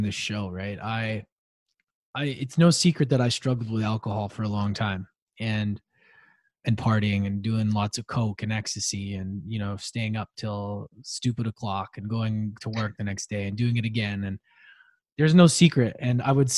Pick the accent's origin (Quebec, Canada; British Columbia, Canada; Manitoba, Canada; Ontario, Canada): British Columbia, Canada; Victoria; also born or lived in Edmonton, Alberta; we moved from Edmonton to Victoria 2 years later